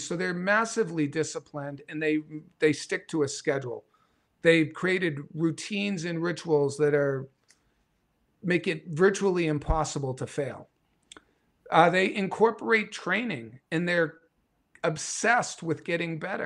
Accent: New England, United States; I'm from New England

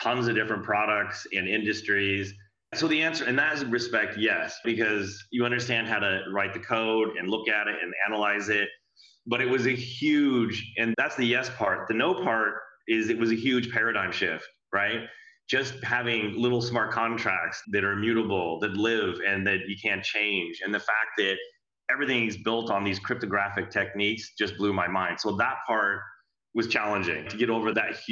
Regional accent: San Francisco, California, United States; I'm from San Francisco, living in San Francisco

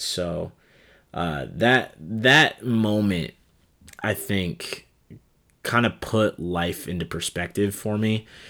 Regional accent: Des Moines, Iowa, United States; also born or lived in Cedar Rapids; my hometown of Des Moines, Iowa

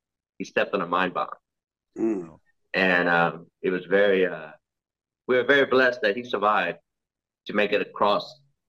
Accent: Cary, North Carolina, United States; Well, as you know, a lot of people were new to America, you know, so there was not many Lao people around, and having to deal with like racism, bullying, all this kind of stuff.

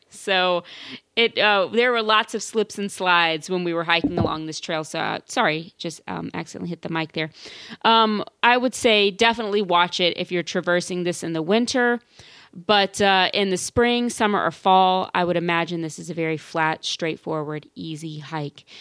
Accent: Louisiana, United States; I am from Louisiana

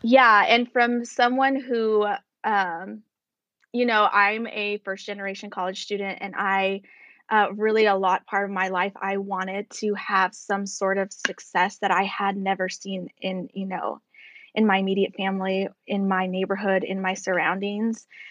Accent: United States; as an American

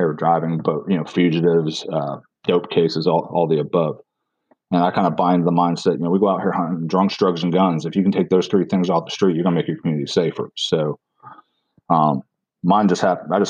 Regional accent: Pennsylvania, United States; now in South Carolina, United States; I'm originally from Pennsylvania.

